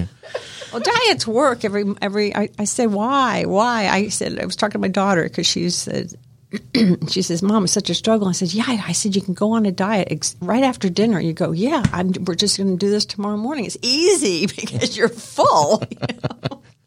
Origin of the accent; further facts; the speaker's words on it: Miami, Florida, United States; I grew up in Miami, Florida